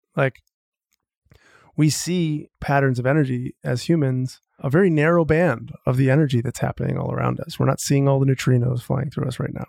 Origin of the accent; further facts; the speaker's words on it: Marshfield, Wisconsin, United States; I grew up in Wisconsin, central Wisconsin, a little tiny town called Marshfield